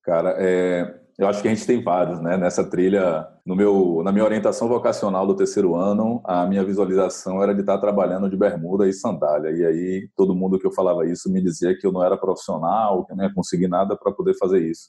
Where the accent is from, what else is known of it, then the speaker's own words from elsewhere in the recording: Mata de São João, Bahia, Brazil; also born or lived in Salvador; eu nasci na capital, aqui em Salvador, é, fui morar bem pequeno na roça, eu me criei como homem na roça